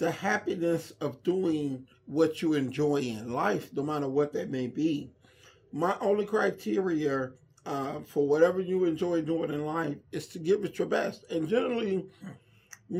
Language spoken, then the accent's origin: English; Inglewood, California, United States; I was born and raised in the Inglewood area or in Inglewood.